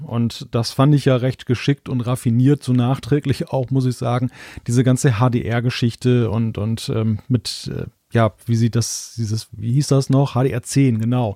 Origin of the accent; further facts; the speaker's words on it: Germany; jetzt als Deutscher